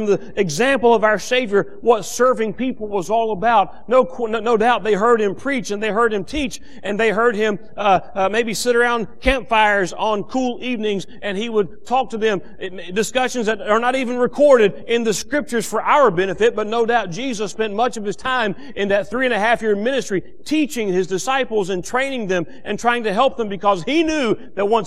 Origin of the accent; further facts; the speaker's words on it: United States; as an American and as a child of God